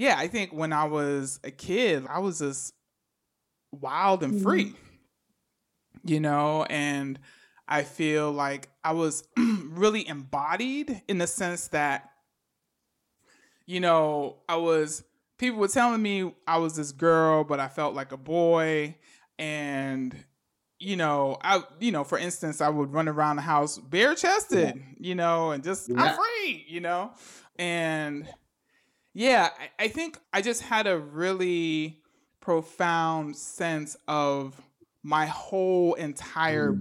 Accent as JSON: {"language": "English", "town": "New York City", "region": "New York", "country": "United States", "tie": "born or raised there", "said": "I was growing up in the Bronx, you know, during the crack epidemic"}